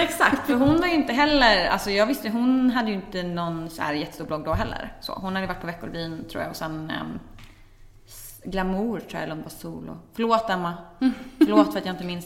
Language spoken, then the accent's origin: Swedish; Växjö, Kronoberg County, Sweden; jag satt hemma i Växjö och knappade på vår familjens PC